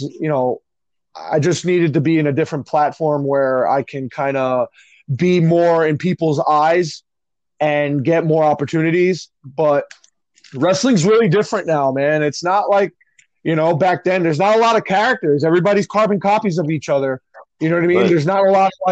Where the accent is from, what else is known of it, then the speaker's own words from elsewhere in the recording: Union City, New Jersey, United States; also born or lived in Secaucus, New Jersey; I grew up in Union City, New Jersey